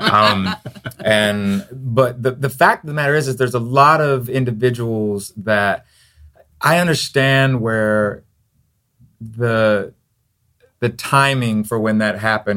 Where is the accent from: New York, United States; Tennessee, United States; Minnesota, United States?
Tennessee, United States; moved away; also born or lived in Florida; I'm actually from Tennessee